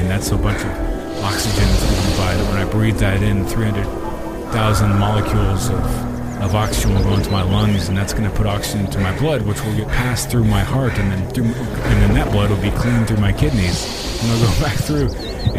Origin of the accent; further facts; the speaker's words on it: Austin, Texas, United States; Growing up in Austin